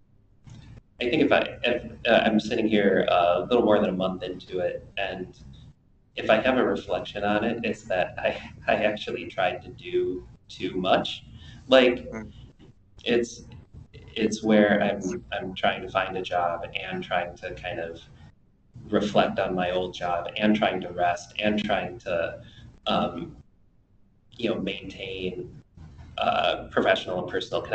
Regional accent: Chicago, Illinois, United States; I have lived in Uptown Chicago for my whole life.

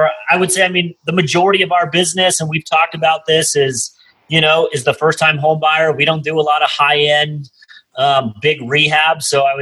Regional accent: San Diego, California, United States; moved away as an adult; now in Salt Lake City, United States; So I'm originally from San Diego and moved to Salt Lake City about 15 years ago. And I still have family that's in San Diego

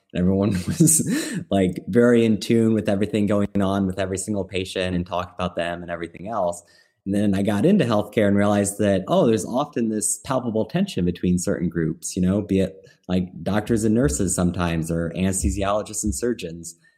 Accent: Midwest, United States; I'm from the Midwest

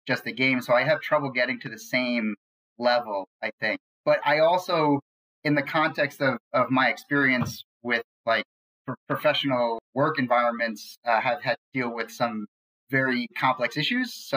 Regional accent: New York, United States; I grew up in New York

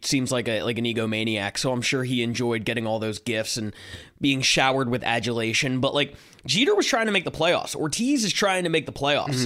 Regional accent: Philadelphia, Pennsylvania, United States; I'm coming from Philadelphia

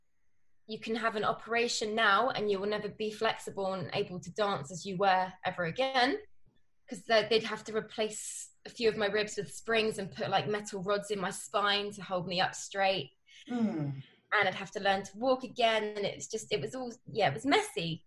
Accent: London, United Kingdom; I'm from Northwest London.

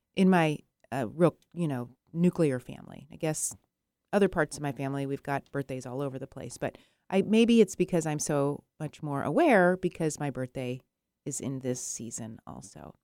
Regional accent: Arizona, United States; I was born in Arizona

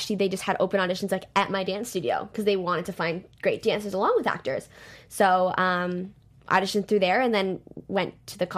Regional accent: Toronto, Ontario, Canada; I'm from Toronto

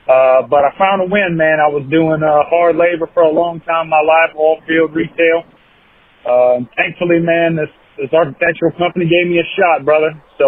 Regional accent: Houma, Louisiana, United States; I'm originally from Houma, Louisiana.

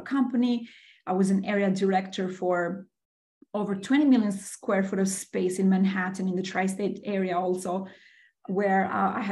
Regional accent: Albania; also born or lived in Bronx, New York City; now in New York City, United States; I was born and raised in Albania, in the beautiful Mediterranean.

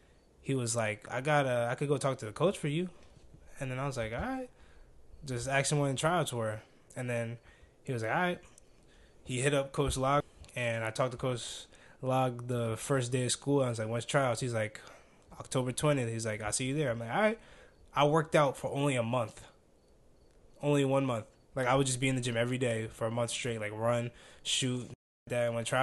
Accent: East Coast, United States; because, like, we're from the East Coast, so your teammates were mostly from the West Coast

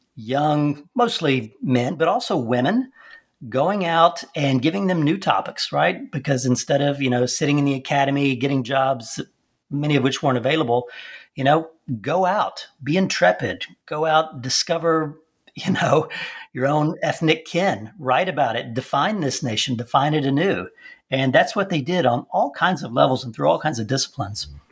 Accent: Texas, United States; moved away; also born or lived in Transylvania, Romania; growing up in Texas

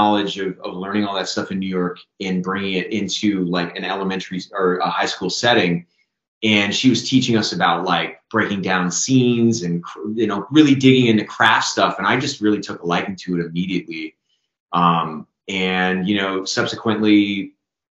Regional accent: Canada; as a Canadian actor

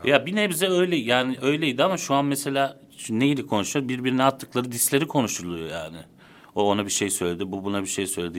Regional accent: Istanbul, Turkey; also born or lived in Konya / Netherlands / Çatalca; Zeytinburnu'nda büyüdüm, liseye kadar.

